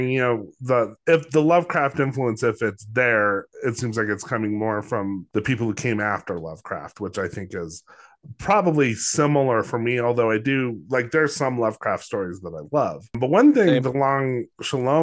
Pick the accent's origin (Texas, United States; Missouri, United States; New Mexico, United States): New Mexico, United States; growing up in New Mexico